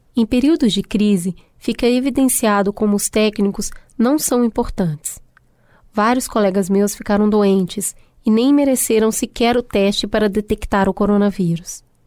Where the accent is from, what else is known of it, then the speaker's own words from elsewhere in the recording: Minas Gerais, Brazil; accent: mineiro; misturar inglês com sotaque mineiro